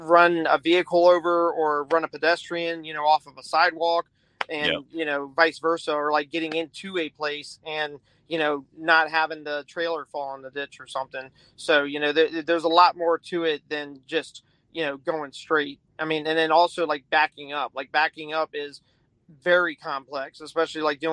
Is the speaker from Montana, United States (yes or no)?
no; Horry County, South Carolina, United States; I am from Horry County, South Carolina